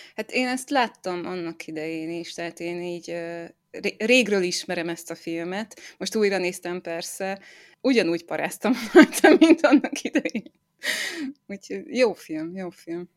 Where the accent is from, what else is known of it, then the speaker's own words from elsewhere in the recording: Zombor, Southern Hungary, Hungary; én zomborról származom, ez egy kis falu így Dél-Magyarországon